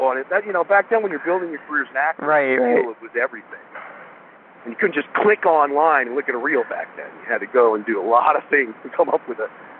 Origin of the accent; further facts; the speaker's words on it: California, United States; Growing up on the Sunset Strip and watching these bands all get signed to become huge stars